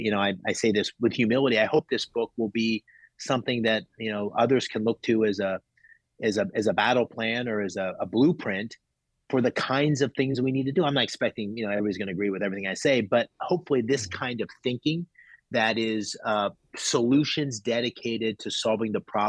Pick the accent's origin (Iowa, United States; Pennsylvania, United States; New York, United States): Pennsylvania, United States; Bloomsburg; also born or lived in Pittsburgh; I was born in Pittsburgh, but then I grew up in Northeastern Pennsylvania in Bloomsburg